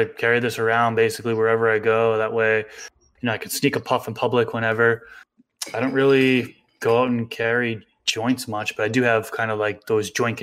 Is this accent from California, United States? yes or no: no; next to Lowell, Massachusetts, United States; my hometown, right next to my hometown is Lowell, Massachusetts